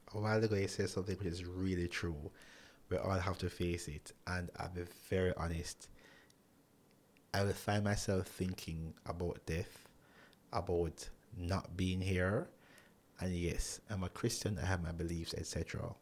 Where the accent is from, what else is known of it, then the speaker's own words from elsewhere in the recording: Jamaica; who I grew up with here in Jamaica